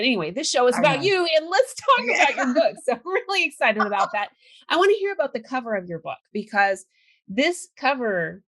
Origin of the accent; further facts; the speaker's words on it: California, United States; I grew up in California, so.